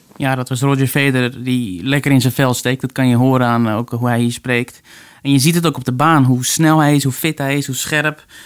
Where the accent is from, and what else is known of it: Netherlands